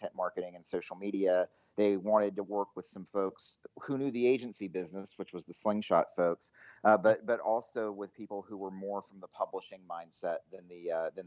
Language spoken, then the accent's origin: English; Greensboro, North Carolina, United States; moved away as an adult; also born or lived in Durham, North Carolina; now in Dallas, United States; No, I'm originally from Greensboro, North Carolina. I spent my whole childhood there in North Carolina